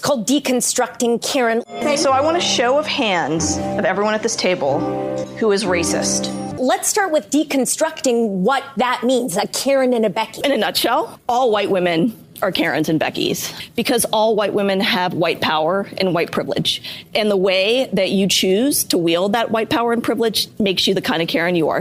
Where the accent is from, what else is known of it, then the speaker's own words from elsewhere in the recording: Oklahoma, United States; I grew up in Oklahoma as like the Midwest South